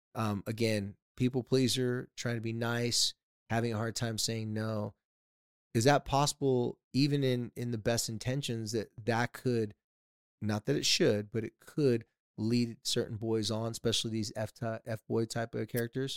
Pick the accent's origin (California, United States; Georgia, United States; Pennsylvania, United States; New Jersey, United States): California, United States; San Diego; I grew up in San Diego